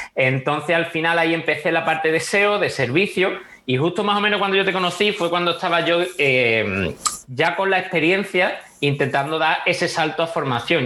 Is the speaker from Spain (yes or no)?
yes; Huelva, Andalusia, Spain; also born or lived in America / Italy; soy de Huelva